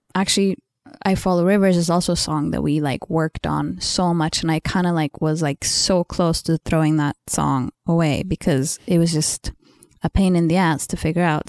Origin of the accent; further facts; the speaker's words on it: Sweden; English is a second language; I'm Swedish, you know, English is not my first language